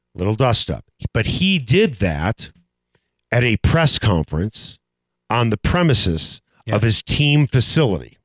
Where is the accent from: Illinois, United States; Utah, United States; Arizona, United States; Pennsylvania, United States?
Illinois, United States; Northbrook; I grew up in Northbrook, Illinois, the North Shore of Chicago